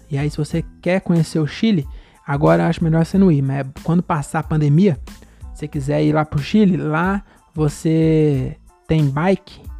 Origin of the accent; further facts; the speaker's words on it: Francisco Morato, São Paulo, Brazil; Eu sou de Morato, que é só morro